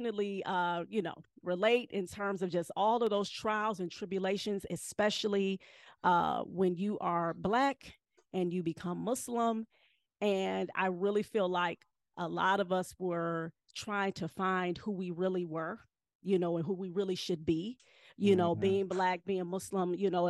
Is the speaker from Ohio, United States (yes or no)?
yes; Cleveland, Ohio, United States; I'm from Cleveland.